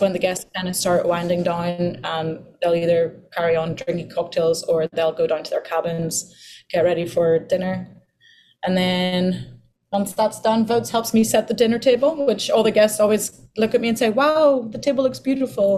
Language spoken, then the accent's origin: English; Ireland; also born or lived in Portugal; now in Bahamas; when we moved to Ireland